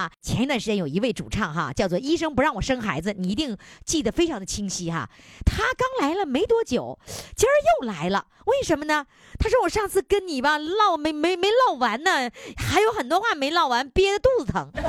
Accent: China; 不要，我是中国人，随便问。

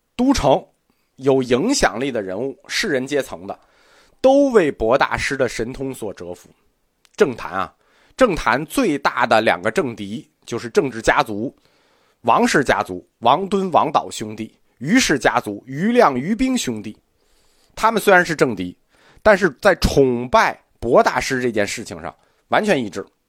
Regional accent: China; 我们中国人

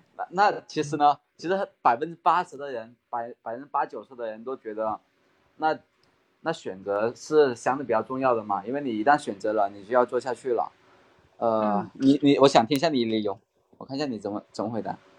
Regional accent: Maoming, Guangdong, China; accent: Guangdong; 其实我也是来自广东的嘛，广东茂名这边

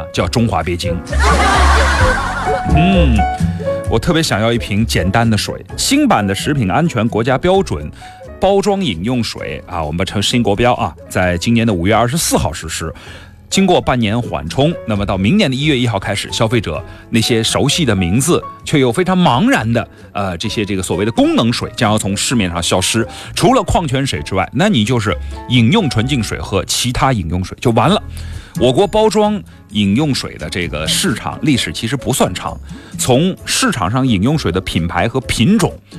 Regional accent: Guangdong, China; 作为一个广东人，外星鱼我没有吃过，你觉得合理吗？

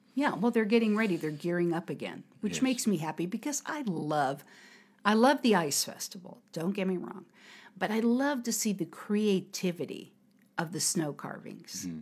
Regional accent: United States; now in Harbin, China; from America.

